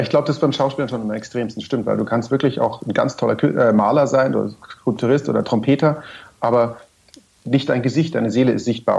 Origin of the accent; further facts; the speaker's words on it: Munich, Bavaria, Germany; als Münchner